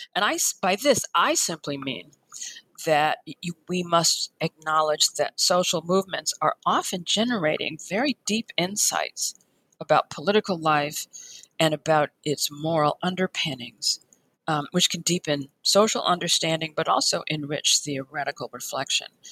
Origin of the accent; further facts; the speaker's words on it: Chicago, Illinois, United States; I was born in Chicago. Um, I went to public schools all the way until college